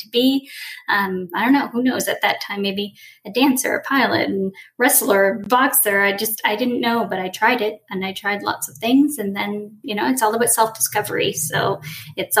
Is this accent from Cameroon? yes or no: no; Moncton, New Brunswick, Canada; born and raised East Canada, I was born in Moncton, New Brunswick